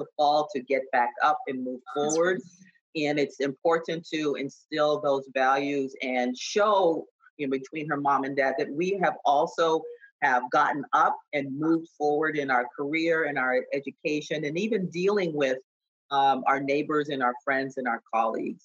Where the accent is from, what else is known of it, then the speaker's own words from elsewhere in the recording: Boston, Massachusetts, United States; I grew up in Boston